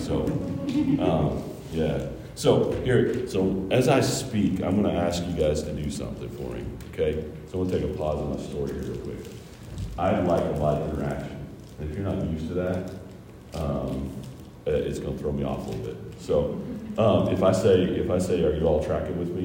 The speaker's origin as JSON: {"language": "English", "region": "Kentucky", "country": "United States", "tie": "born or raised there", "also_born_or_lived": "Ohio", "moved": "yes", "said": "I'm from Ohio, I actually grew up in the state of Kentucky"}